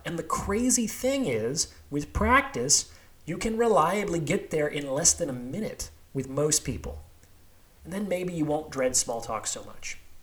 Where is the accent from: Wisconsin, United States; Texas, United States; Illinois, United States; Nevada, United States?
Nevada, United States; Las Vegas; also born or lived in Seattle / New York; now in Bay Area, United States; I was actually born and raised in Las Vegas, a few miles from the strip